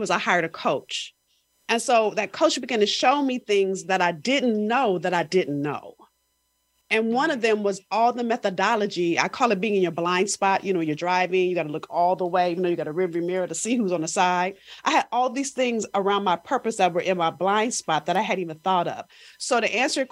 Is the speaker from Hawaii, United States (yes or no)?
no; Los Angeles, California, United States; I'm from South Central